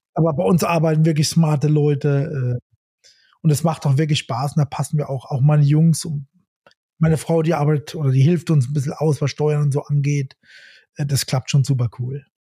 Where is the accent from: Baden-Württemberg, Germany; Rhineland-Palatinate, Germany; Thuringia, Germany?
Rhineland-Palatinate, Germany; Ich bin auch ein Pfälzer